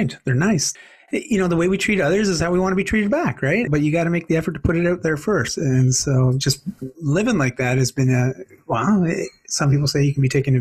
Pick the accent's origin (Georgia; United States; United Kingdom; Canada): Canada